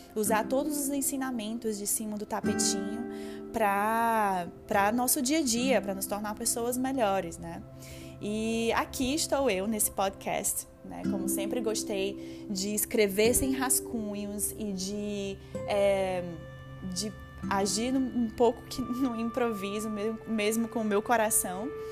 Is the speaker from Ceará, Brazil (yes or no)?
yes; Fortaleza, Ceará, Brazil; moved away; em uma empresa grande lá em Fortaleza, onde eu, de onde eu vim